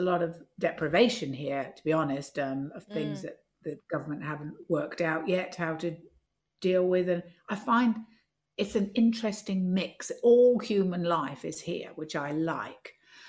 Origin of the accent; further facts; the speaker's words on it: London, United Kingdom; now in Edinburgh, United Kingdom; I also still feel that I'm a Londoner because I go to London so much for work and I miss it if I don't see it.